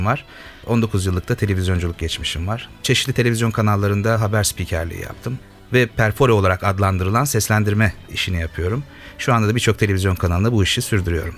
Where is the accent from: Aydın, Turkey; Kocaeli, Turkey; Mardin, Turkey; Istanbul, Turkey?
Kocaeli, Turkey; İzmit; İzmit'ten katılıyorum. İzmitliyim.